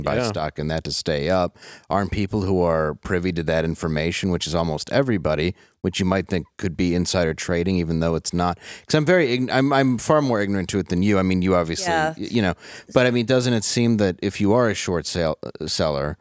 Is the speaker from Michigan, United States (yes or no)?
yes; Detroit, Michigan, United States; I grew up in Detroit